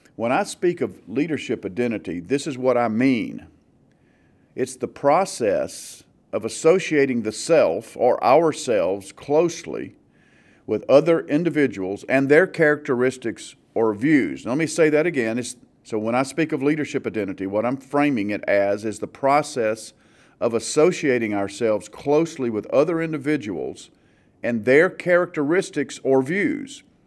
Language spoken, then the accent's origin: English; the South, United States; growing up in the South